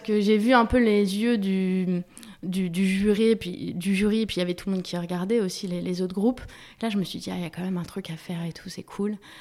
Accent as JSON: {"language": "French", "town": "Paris", "region": "Île-de-France", "country": "France", "tie": "born or raised there", "also_born_or_lived": "Germany", "said": "je suis née à Paris, j'ai grandi à Paris"}